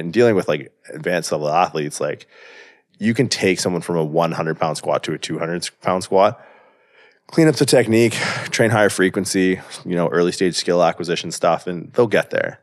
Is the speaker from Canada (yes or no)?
yes; southwestern Ontario, Canada; moved away as an adult; also born or lived in California; I grew up in Canada, small town in southwestern Ontario.